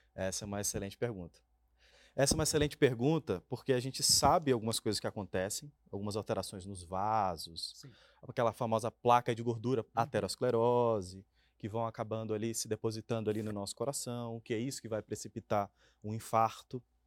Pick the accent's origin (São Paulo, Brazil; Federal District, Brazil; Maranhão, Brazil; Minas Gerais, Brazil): Maranhão, Brazil; moved away; Eu venho lá do Maranhão